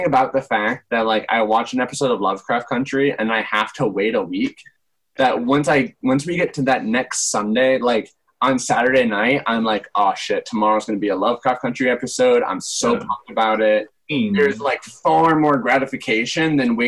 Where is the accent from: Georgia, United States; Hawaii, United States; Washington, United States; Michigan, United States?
Michigan, United States; moved away; went back to Michigan, my hometown, a couple weeks ago